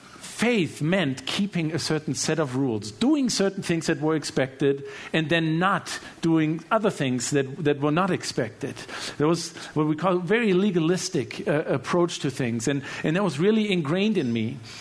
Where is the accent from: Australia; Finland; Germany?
Germany; Obviously, you know, I grew up in Germany, and both of my parents were very devoted Christians, very devoted followers of Jesus.